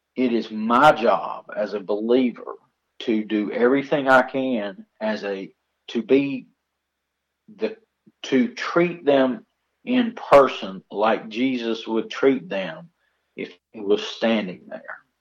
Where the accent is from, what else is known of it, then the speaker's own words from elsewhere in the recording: United States; We live as Americans knowing that our citizenship, our true citizenship, is heavenly